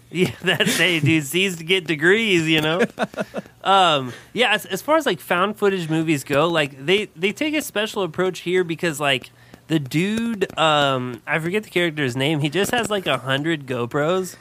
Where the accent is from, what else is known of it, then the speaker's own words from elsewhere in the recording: Southern Indiana, United States; I grew up in Southern Indiana